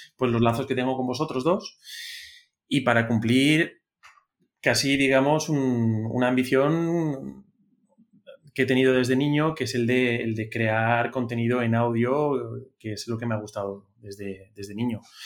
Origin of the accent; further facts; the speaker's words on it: Spain; somos, somos los tres españoles